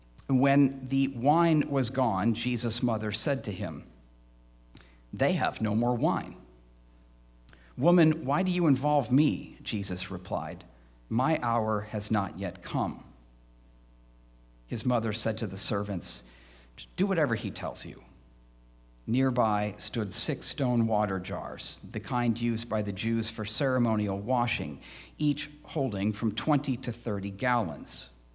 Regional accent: Midwest, United States; I grew up in the Midwest, so I actually don't mind the seasons.

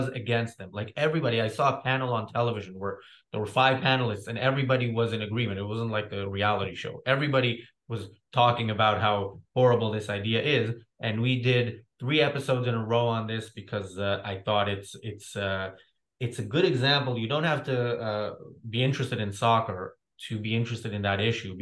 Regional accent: Israel; moved away; also born or lived in United States; I'm from Israel. I can watch the news from Israel, and it's a topic that I'm already knowledgeable about just because I grew up in it.

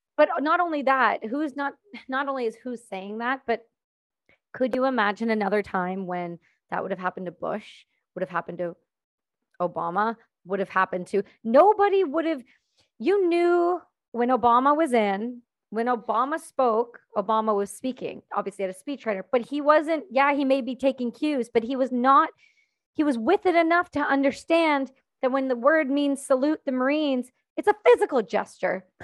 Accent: Canada; I'm not American, I'm Canadian

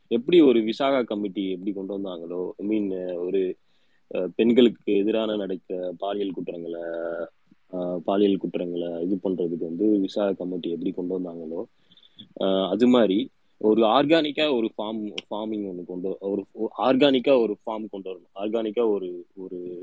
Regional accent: Tamil Nadu, India; நம்ம தமிழ்நாட்டுல

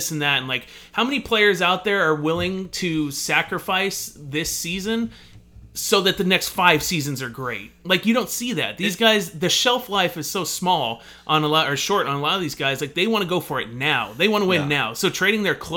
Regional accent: Hawaii, United States; we're from Hawaii

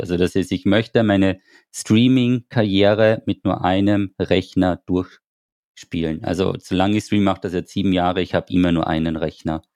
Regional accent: Austria; wir sind ja aus Österreich

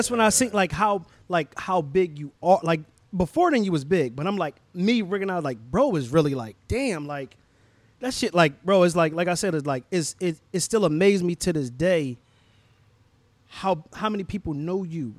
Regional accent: Philadelphia, Pennsylvania, United States; Yeah, I'm from Southwest.

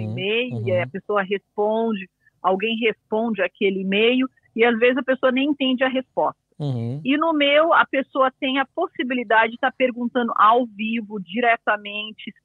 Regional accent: Brazil; moved away as an adult; also born or lived in England; now in United Kingdom; sou brasileira, mas eu moro aqui há 20 anos

